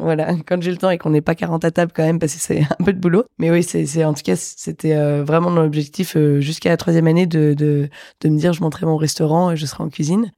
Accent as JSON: {"language": "French", "town": "Metz", "region": "Grand Est", "country": "France", "said": "je viens de Metz"}